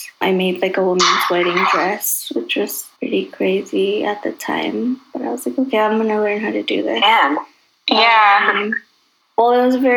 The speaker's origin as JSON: {"language": "English", "town": "Chicago", "region": "Illinois", "country": "United States", "tie": "born or raised there", "said": "I grew up in Chicago."}